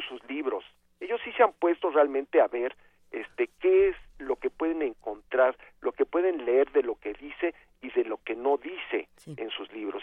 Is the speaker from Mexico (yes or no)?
yes; Mexico; como mexicanos